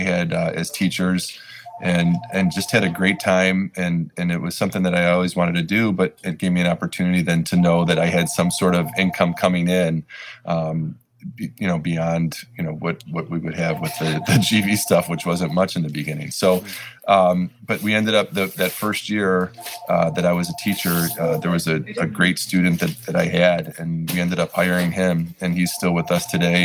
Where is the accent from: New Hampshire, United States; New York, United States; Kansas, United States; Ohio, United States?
Ohio, United States; Lakewood; Lakewood's home to us though, because we grew up in Lakewood.